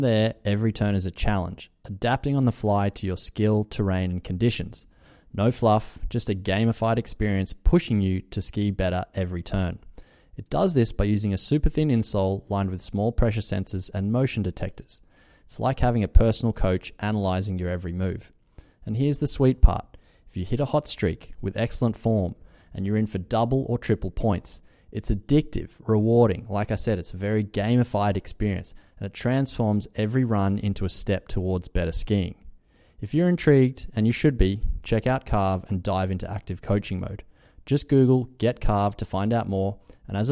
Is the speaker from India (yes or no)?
no; Australia; being an Australian